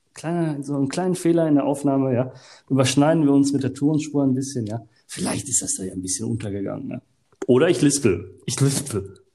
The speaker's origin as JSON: {"language": "German", "country": "Germany", "said": "ich komme aus Deutschland"}